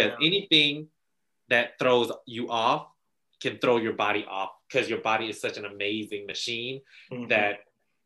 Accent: the South, United States; we're from the South

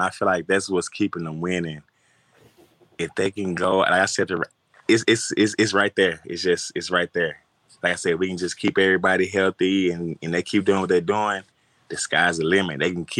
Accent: Louisiana, United States; I'm from Louisiana.

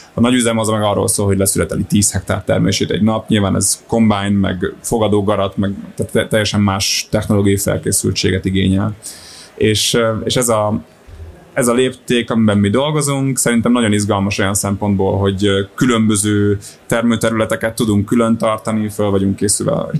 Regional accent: Solymár, Pest, Hungary; also born or lived in Budapest; én Solymáron nőttem fel, meg Budapesten jártam gimibe

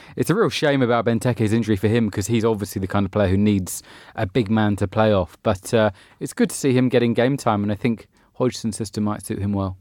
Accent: England, United Kingdom; as an Englishman

